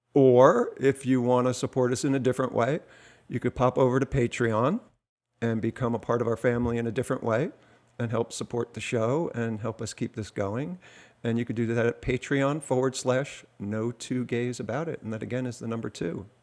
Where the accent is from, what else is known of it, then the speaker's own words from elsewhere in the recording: New Jersey, United States; I'm from New Jersey